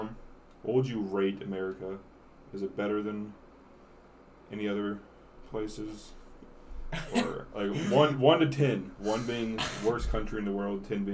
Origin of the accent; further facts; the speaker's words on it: Alabama, United States; moved away; I've been to Texas, and like I was born in Alabama.